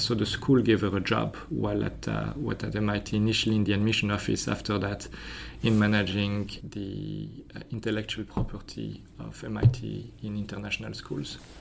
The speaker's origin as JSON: {"language": "English", "country": "Belgium", "tie": "born or raised there", "also_born_or_lived": "France", "moved": "yes", "said": "So I was born in France. Uh, I grew up in Belgium"}